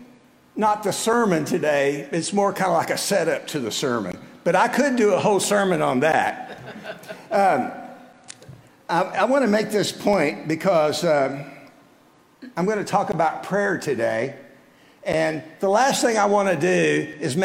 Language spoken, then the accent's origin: English; South Texas, United States; moved away as an adult; now in Midland, United States; I left my home in South Texas and moved to Midland almost 46 years ago